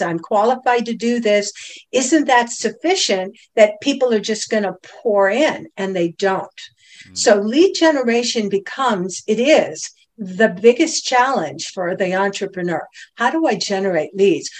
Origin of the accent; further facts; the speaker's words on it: Cleveland, Ohio, United States; moved away as an adult; also born or lived in Boston; now in Stuart, United States; born and raised in Cleveland, Ohio